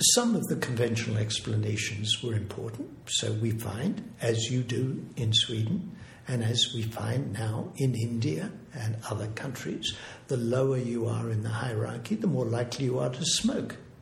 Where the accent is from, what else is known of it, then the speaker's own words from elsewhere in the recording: Australia; moved away as an adult; also born or lived in England / Berkeley, California; I'm originally English, but I grew up in Australia and I was in Sydney